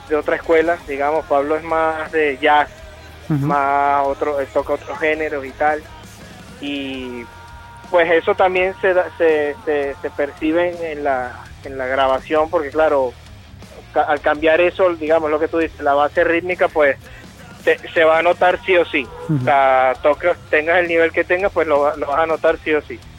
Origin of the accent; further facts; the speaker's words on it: Venezuela; yo soy de Venezuela y yo, yo escucho la banda y soy fanático de la banda prácticamente desde que sé que existen